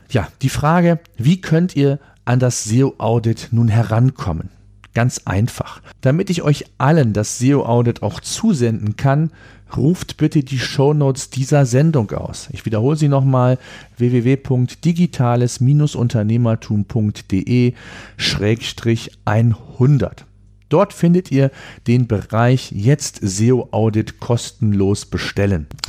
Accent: Germany; hier bei uns in Deutschland

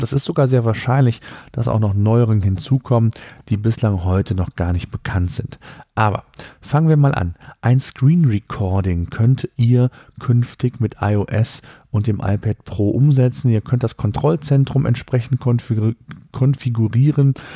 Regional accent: Germany; hier bei uns in Deutschland

